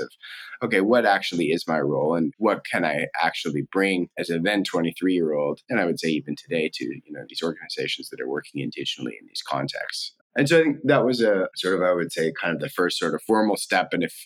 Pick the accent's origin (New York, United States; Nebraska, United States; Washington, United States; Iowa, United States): Washington, United States; Spokane; moved away as an adult; I grew up in Spokane, Washington